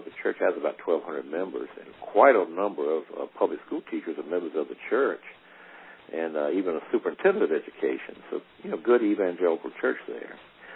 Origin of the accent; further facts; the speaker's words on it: Aiken, South Carolina, United States; Aiken, South Carolina, which is my hometown